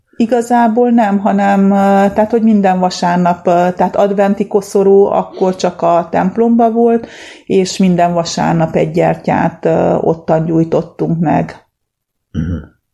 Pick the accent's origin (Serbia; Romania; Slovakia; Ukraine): Romania; Transylvania; now in Hungary; én Erdélyből jöttem, már 30 éve itt élek Magyarországon, de a gyerekkoromat ott töltöttem, ott nőttem föl